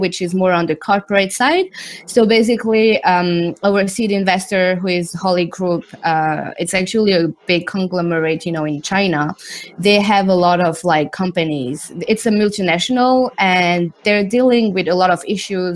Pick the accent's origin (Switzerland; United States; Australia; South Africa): Switzerland; moved away as an adult; also born or lived in Zurich / London; My dad is Thai. My mom is Indian, and I grew up in Switzerland